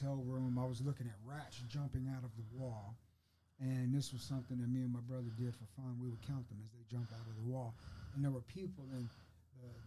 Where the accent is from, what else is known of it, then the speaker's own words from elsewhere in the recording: Fort Worth, Texas, United States; moved away as an adult; also born or lived in Georgetown, Texas; I grew up in Fort Worth